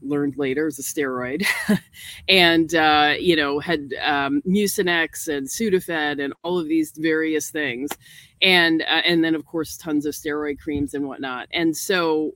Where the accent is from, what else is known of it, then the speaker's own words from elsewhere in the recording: New York, United States; now in North Carolina, United States; I'm from New York and not used to having so much access to nature